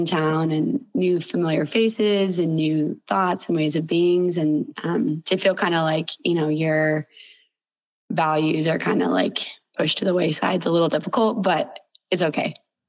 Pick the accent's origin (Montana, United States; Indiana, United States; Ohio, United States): Montana, United States; Bozeman; I was lucky enough to grow up in Bozeman, Montana. My family's been here for five generations and stuck around, and I'm still here, so I haven't left.